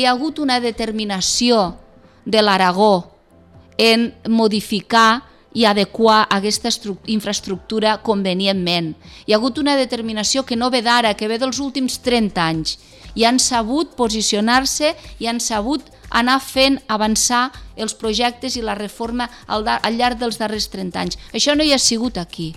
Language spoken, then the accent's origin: Catalan; Tremp, Catalonia, Spain; jo sóc de Trem